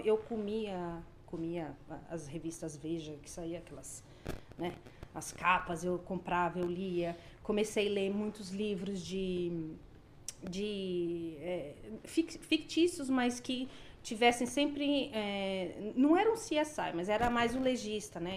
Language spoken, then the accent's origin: Portuguese; Indaiatuba, São Paulo, Brazil; moved away as an adult; now in Canada; eu sou de Indaiatuba